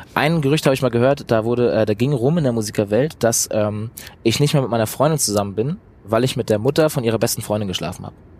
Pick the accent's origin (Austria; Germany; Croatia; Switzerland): Germany; Eutin, Schleswig-Holstein; also born or lived in Bad Oldesloe; ich komme aus Eutin aus dem Norden, bin in Bad Oldesloe geboren